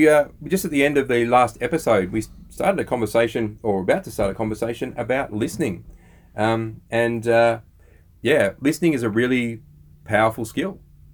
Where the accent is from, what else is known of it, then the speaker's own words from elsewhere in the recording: Australia; We're Aussie blokes, we're dads and we're entrepreneurs.